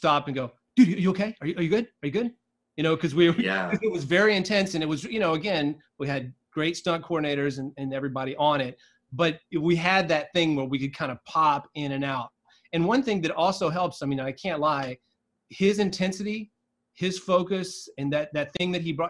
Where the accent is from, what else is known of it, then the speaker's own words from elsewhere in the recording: South Georgia, United States; I grew up in South Georgia, kind of in the middle of nowhere.